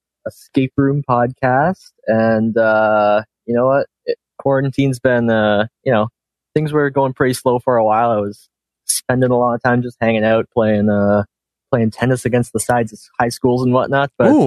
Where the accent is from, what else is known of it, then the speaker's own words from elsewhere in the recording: Ontario, Canada; I am from Ontario, Canada.